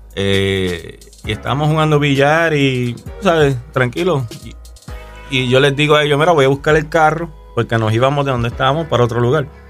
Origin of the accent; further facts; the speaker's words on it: Canóvanas, Puerto Rico; un chamaco eh, nacido y criado en Puerto Rico. Soy de Canómanas, Puerto Rico